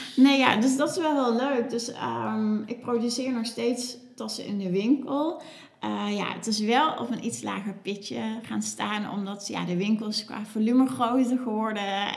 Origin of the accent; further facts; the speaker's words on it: Cuijk, North Brabant, Netherlands; moved away as an adult; now in Nijmegen, Netherlands; ik kom uit Kuik